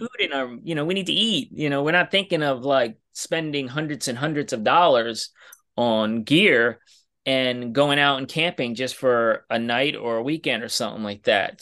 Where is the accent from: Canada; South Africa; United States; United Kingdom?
United States; New York City, New York; I'm from New York City